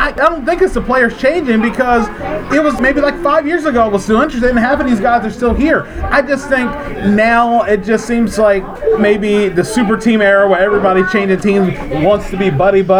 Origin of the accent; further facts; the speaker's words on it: Newark, Maryland, United States; moved away; I am here at my hometown in Newark, Maryland, at home at my mom's house